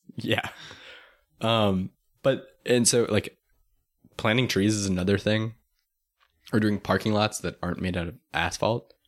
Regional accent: Tucson, Arizona, United States; I'm from Tucson

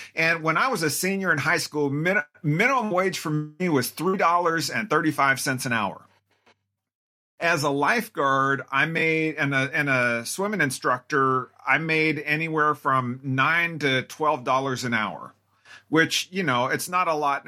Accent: Tacoma, Washington, United States; now in Spokane, United States; I grew up in Tacoma, which is about four and a half hours west of here

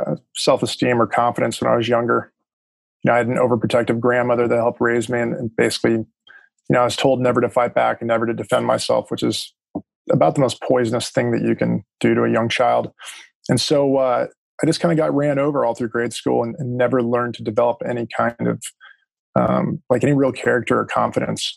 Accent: Los Angeles, California, United States; also born or lived in Texas; I ended up moving back to Los Angeles. And that's where I'm originally from North Hollywood

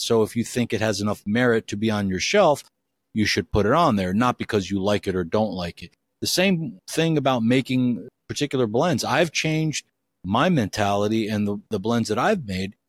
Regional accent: United States; I'm an American and live in the U S

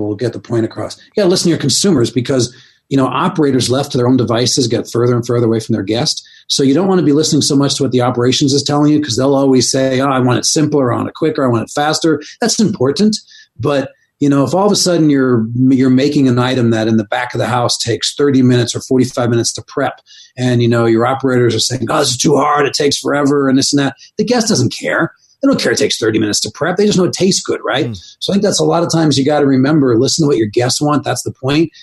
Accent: East Coast, United States; moved away as an adult; growing up on the East Coast

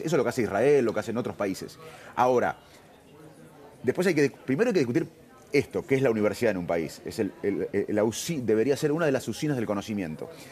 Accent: Argentina; somos argentinos

